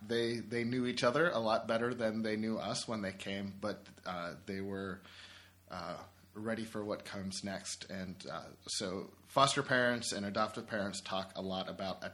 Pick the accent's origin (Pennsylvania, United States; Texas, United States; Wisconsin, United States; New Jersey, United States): Pennsylvania, United States; Pittsburgh; moved away as an adult; now in Buffalo, United States; I live in Buffalo. I've been here for over 8 years now with my wife, but I'm originally from Pittsburgh